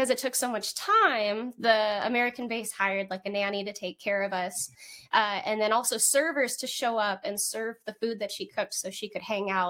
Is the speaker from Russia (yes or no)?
yes; Moscow, Russia; also born or lived in Germany / North Carolina, United States; Okay, um, so like I said, I was born in Germany, uh, and then we moved when I was three, and I lived in North Carolina for a little bit. But then they moved us back to Moscow, Russia.